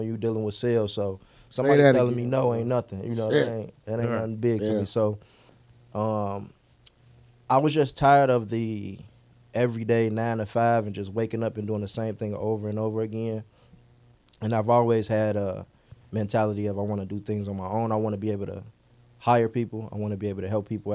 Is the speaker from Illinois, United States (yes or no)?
yes; Chicago, Illinois, United States; I grew up 82nd and Bishop. So I just grew up a park kid